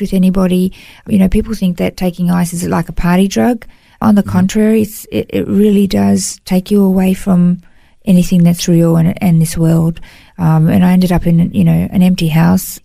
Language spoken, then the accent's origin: English; Melbourne, Victoria, Australia; moved away as an adult; now in Gold Coast, Australia; I grew up in Melbourne, um, in, in Victoria, and moved to the Gold Coast.